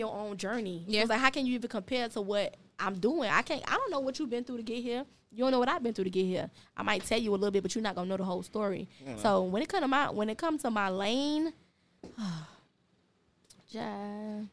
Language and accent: English; Opa-locka, Florida, United States; also born or lived in Pork & Beans projects, Miami; I was born and raised in Opa-locka.